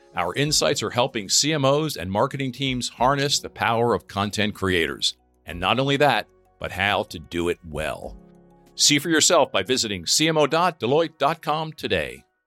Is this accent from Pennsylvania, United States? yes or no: yes; near Philadelphia, Pennsylvania, United States; I grew up near Philadelphia